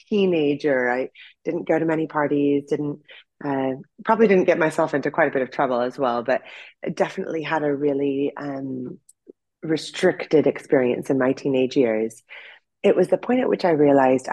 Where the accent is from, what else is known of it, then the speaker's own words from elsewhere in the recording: Orange County, California, United States; moved away; I grew up in Orange County, California